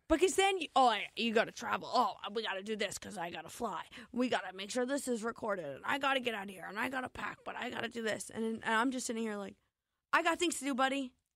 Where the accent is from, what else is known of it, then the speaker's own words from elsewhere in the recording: New Jersey, United States; moved away; I'm from New Jersey.